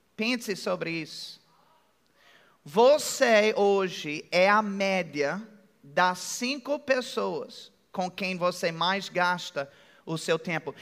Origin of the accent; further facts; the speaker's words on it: United States; accent: American; Portuguese is a second language; now in Brazil; eu tenho sotaque americano. Alguém percebeu que eu tenho um sotaque americano? É bem de leve